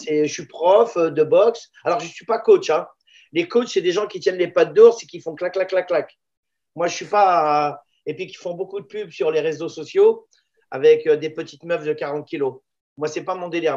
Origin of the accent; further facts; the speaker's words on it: La Courneuve, Île-de-France, France; also born or lived in Israel / Paris; je suis né en Israël je viens d'une ville qui ressemble sensiblement à la Courneuve et je me retrouve à la Courneuve